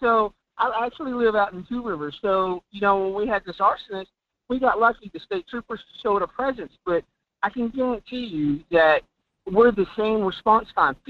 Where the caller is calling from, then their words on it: Fairbanks, Alaska, United States; from Fairbanks.